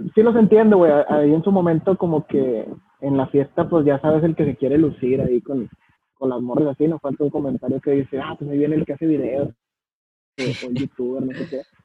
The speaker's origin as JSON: {"language": "Spanish", "country": "Mexico", "said": "Soy, más mexicano que los frijoles"}